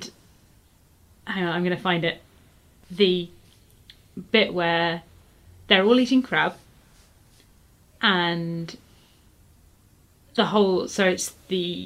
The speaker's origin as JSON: {"language": "English", "region": "England", "country": "United Kingdom", "said": "being an English writer in England"}